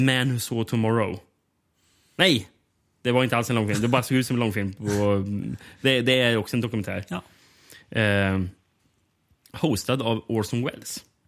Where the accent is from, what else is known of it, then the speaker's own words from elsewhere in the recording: Sweden; som svensk